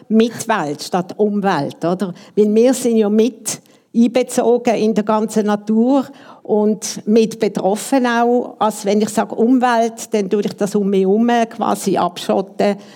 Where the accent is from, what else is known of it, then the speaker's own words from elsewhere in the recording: Basel, Basel-Stadt, Switzerland; Und ich bin aus Basel und wir sind die meisten aus Basel